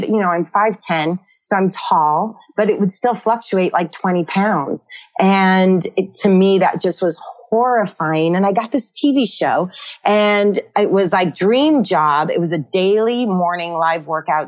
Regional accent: Northern California, United States; I grew up in Northern California, one of 11 kids

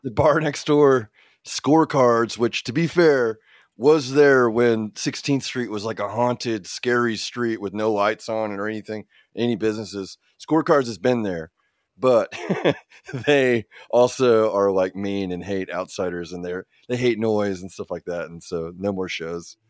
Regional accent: Oklahoma City, Oklahoma, United States; also born or lived in Illinois; I was born in Illinois, for instance, but most of our formative years and into now, we've lived in Oklahoma, I've lived in Oklahoma for all but one year of my life

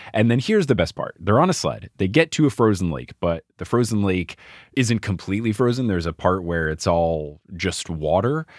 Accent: New Jersey, United States; I am born and raised in New Jersey

